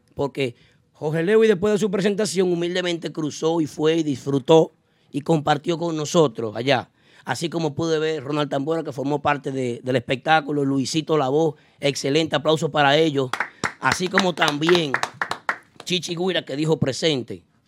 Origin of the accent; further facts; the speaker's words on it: Dominican Republic; now in New York, United States; nos identifica como dominicanos